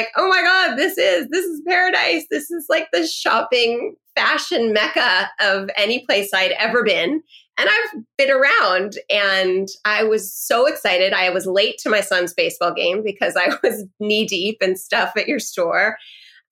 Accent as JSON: {"language": "English", "town": "Los Angeles", "region": "California", "country": "United States", "tie": "born or raised there", "also_born_or_lived": "New York / Washington, D.C. / Middle East", "said": "I'm born and raised in Los Angeles."}